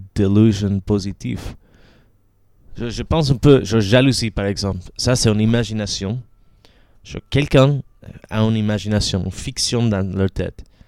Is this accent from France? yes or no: no; Caracas, Capital District, Venezuela; French is a second language; moved away; j'ai grandi à Caracas